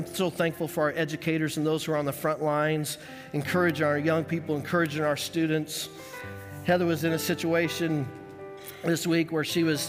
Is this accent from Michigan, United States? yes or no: no; Colorado, United States; When we lived growing up in Colorado and I learned to love the Denver Donkeys, that was our family in Colorado.